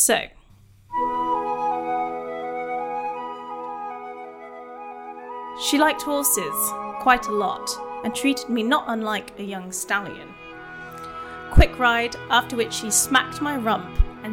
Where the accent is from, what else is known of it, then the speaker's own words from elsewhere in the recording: United Kingdom; I'm British